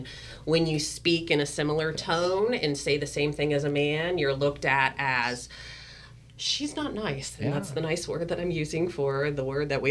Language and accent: English; Georgia, United States; now in California, United States; I was raised in Georgia